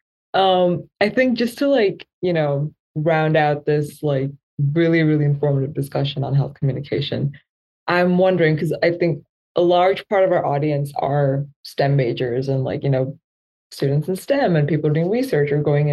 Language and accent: English; India; I'm from India